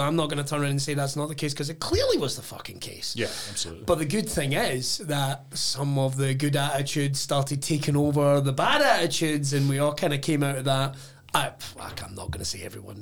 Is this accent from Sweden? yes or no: no; Irvine, Scotland, United Kingdom; growing up in Irvine